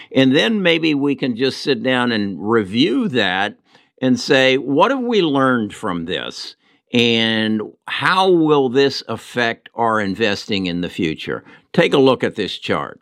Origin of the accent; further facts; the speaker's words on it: United States; We, as American citizens